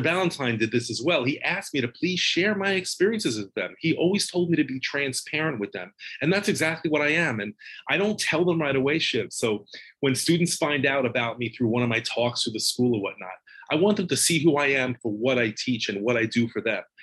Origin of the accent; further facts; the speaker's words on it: Long Island, New York, United States; I grew up in Long Island.